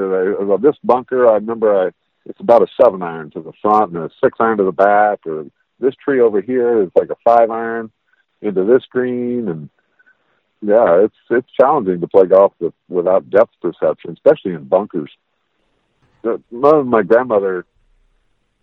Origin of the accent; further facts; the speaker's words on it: Las Vegas, Nevada, United States; when we were growing up in Vegas, it was a small town